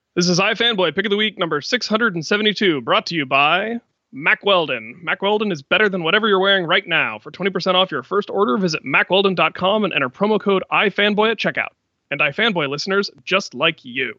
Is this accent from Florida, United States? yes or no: yes; Florida, United States; my home state of Florida